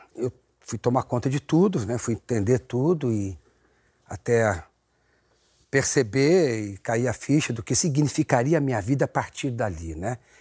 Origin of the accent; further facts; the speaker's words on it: São Paulo, Brazil; eu morava em São Paulo, na Videiraí. Eu nasci na rua Casa do Ator. Ah! E, mas eu, depois, logo na primeira infância, eu fui morar no, no aeroporto, na Avenida Iraí